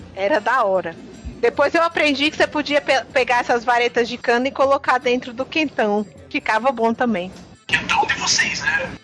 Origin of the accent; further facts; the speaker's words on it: Northeast Region, Brazil; eu sou do Nordeste